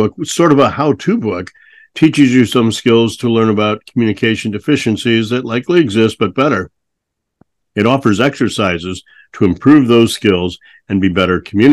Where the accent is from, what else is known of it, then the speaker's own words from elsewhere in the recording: St. Louis, Missouri, United States; moved away; also born or lived in Peoria, Illinois; Although technically I was born in Peoria, Illinois, I grew up and was raised in St. Louis